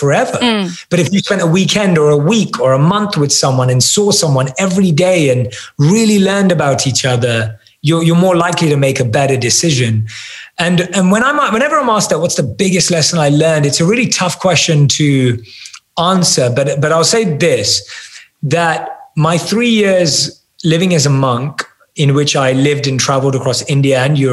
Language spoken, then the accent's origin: English; London, United Kingdom; I still look like I'm from London and don't fit